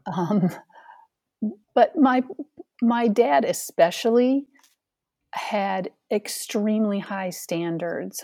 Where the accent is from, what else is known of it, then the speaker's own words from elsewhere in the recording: Ithaca, New York, United States; moved away; also born or lived in Phoenix, Arizona; I was born and raised in Ithaca, New York, the Finger Lakes region of central New York State